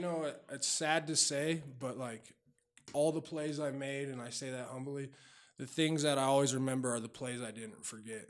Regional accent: Denver, Colorado, United States; also born or lived in Wheat Ridge / Lakewood / Golden; I was born at the old Saint Joe's Hospital, which, for people that don't know, that was right by Sloan's Lake. And then I grew up in North Denver

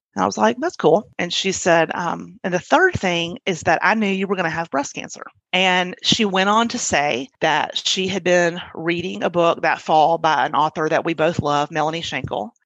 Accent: Birmingham, Alabama, United States; also born or lived in Baltimore, Maryland; I grew up mostly in Birmingham. There was a little stint in Baltimore, Maryland when I was in middle school

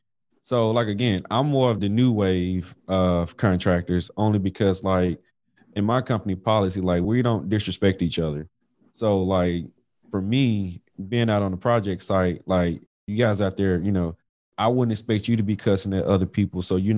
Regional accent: Mississippi, United States; Y'all know I'm from Mississippi.

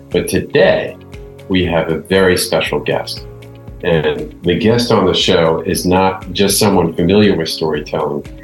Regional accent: New York, United States; I was born in Bronx Hospital

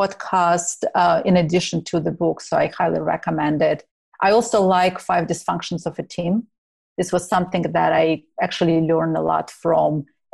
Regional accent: Ukraine; I'm originally from Ukraine, so I actually listen a lot to Russian music, not necessarily US bands.

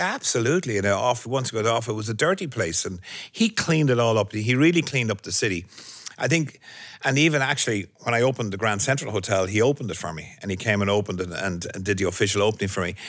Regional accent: Ireland; moved away as an adult; now in New York, United States; my in, instinct of being Irish

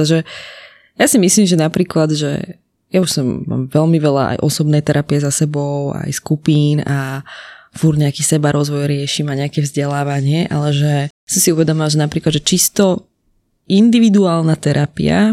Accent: Slovakia; my sme ako Slováci veľmi k- kresťanskí katolíci

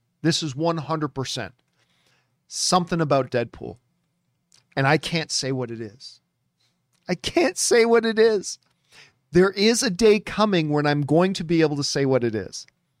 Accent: Canada; it was my dream that I could go back to Canada and then work with Cineplex, because I grew up in Cineplex theaters.

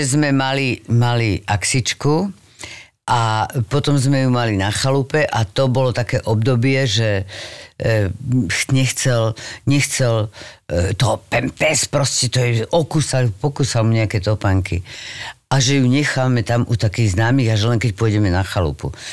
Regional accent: Bratislava, Bratislava Region, Slovakia; moved away as an adult; now in Czech Republic; som z Bratislavy

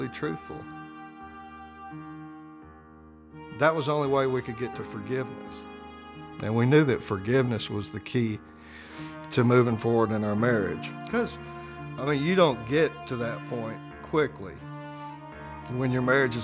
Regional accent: Jackson, Mississippi, United States; Born in Jackson, Mississippi, it's kind of a mid-sized southern town.

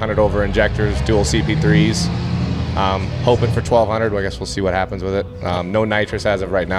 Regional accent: Conrad, Montana, United States; I'm from Conrad, Montana.

